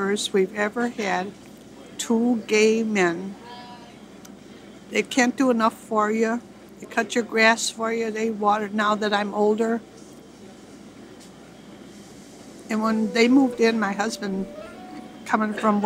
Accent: Chicago, Illinois, United States; I was born and raised on Lakewood 75 years ago.

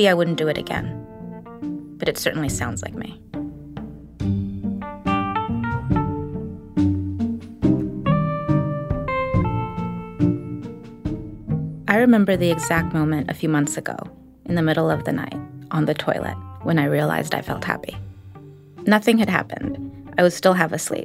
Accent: New York, United States; I grew up in New York under Giuliani

